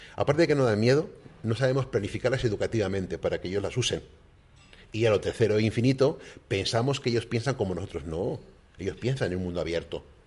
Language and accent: Spanish; Canary Islands, Spain; mi experiencia como español